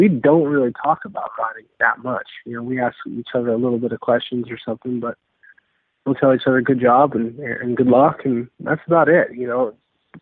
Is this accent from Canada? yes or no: no; Kansas, United States; growing up in Kansas